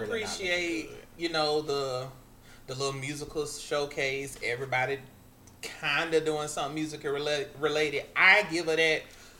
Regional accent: Florida, United States; I'm from the FLA.

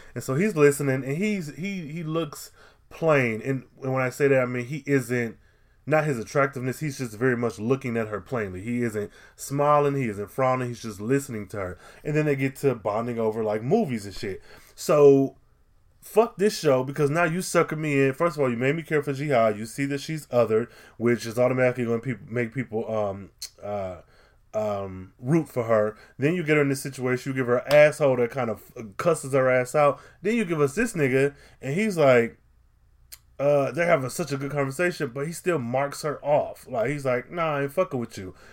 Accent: United States; a black man growing up in America

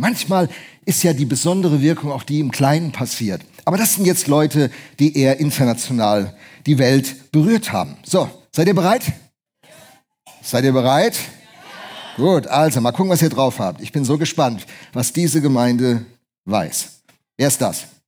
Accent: Bremen, Germany; moved away; Hat mich als Bremer enorm gefreut

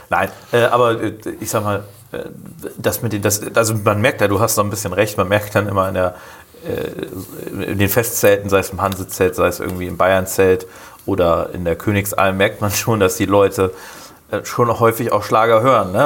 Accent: Rotenburg, Lower Saxony, Germany; now in Bremen, Germany; ich komme ja selber aus Rotenburg

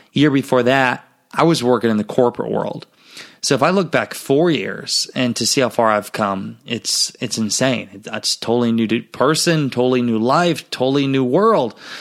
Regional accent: Garnavillo, Iowa, United States; my hometown, Garnerville, Iowa

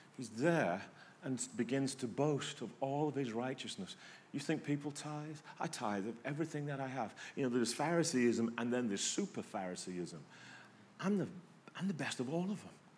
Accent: England, United Kingdom; moved away; I'm English

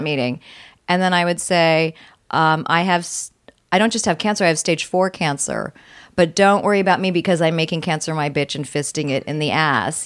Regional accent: Virginia, United States; I was born in Virginia

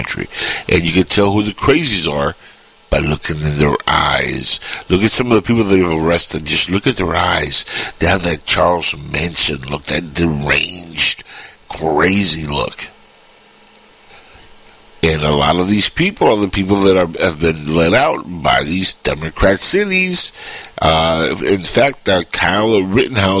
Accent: Cuba; now in United States; I'm Cuban, and sadly, I can never run for president because I was born in Cuba

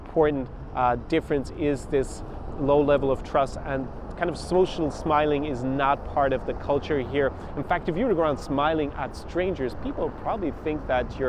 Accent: Ireland; moved away as an adult; also born or lived in Munich / United States / Italy / France; I grew up in Ireland

